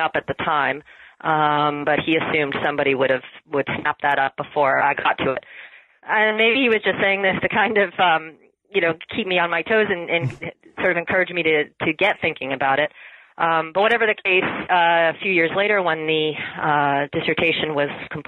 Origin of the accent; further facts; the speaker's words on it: Massachusetts, United States; moved away as an adult; also born or lived in Pennsylvania / Rhode Island; now in Canada; I was born in Massachusetts.